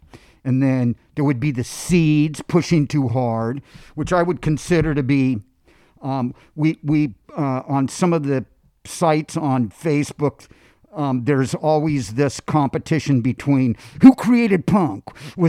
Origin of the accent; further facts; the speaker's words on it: Los Angeles, California, United States; You know, growing up in Los Angeles, we get in the car and the first thing we do is turn the radio on.